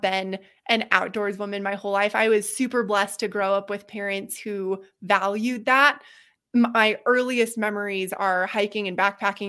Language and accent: English; Boulder, Colorado, United States; also born or lived in Seattle; I grew up in Boulder, kind of right at the edge of open space